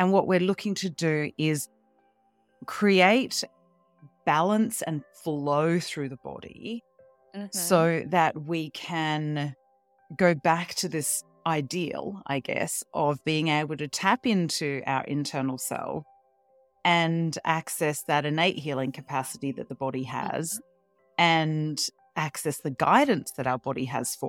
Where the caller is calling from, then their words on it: Melbourne, Victoria, Australia; I'm down in Melbourne, Australia.